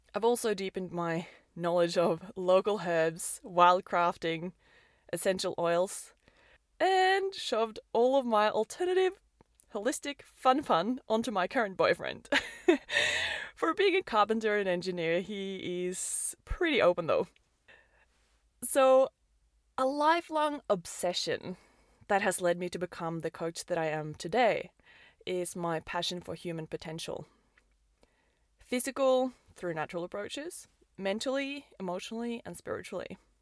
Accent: Oslo, Norway; moved away as an adult; also born or lived in Perth, Australia; I'm born and raised in Oslo, Norway

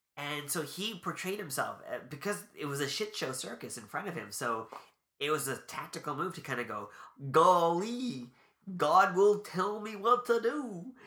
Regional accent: Canada; we're Canadian

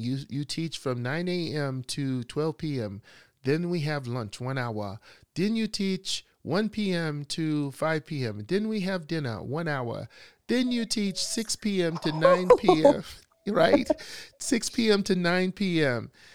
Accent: Bessemer, Alabama, United States; I was living in Alabama, I was a teenager. I was walking down the street downtown, uh, Bessemer, my hometown

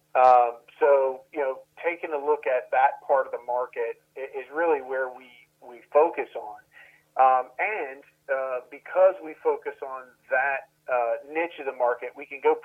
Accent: Maryland, United States; now in Columbia, United States; I grew up in Maryland

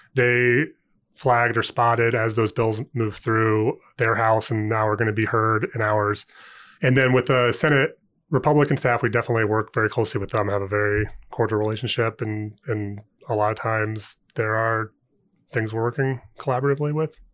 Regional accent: Ohio, United States; moved away as an adult; also born or lived in Indiana / Saint Louis, Missouri; now in Indianapolis, United States; I'm from Ohio originally, but I went to I U for undergrad

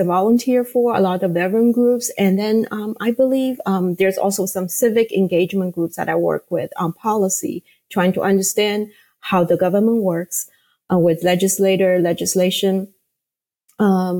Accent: Shanghai, China; born or raised there; English is a second language; moved away as an adult; now in United States

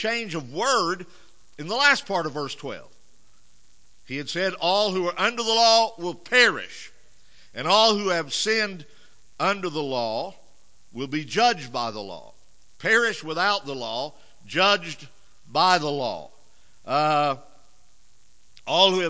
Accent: United States; As Americans

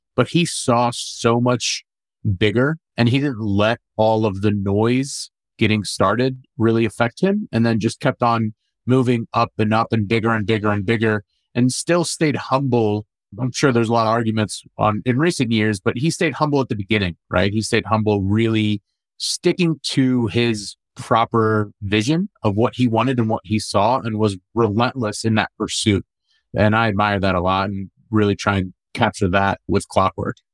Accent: St. Louis, Missouri, United States; also born or lived in Amman, Jordan; So I was born in Jordan, born in Amman, Jordan, raised in St. Louis

